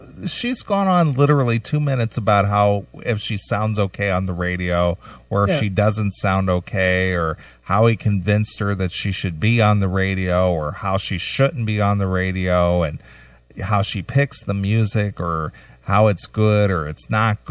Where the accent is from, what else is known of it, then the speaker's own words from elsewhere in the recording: California, United States; Yeah. I'm from California.